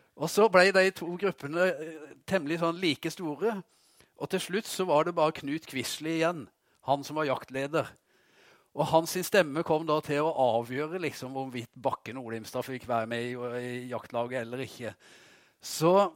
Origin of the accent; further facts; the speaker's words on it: Vegårshei, Agder, Norway; hjemme på Vegårshei